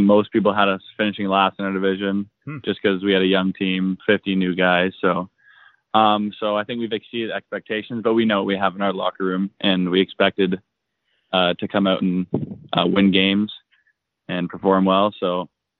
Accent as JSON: {"language": "English", "town": "Whitby", "region": "Ontario", "country": "Canada", "tie": "born or raised there", "said": "I'm from Whippy, Ontario, and I grew up there all through my whole life so far."}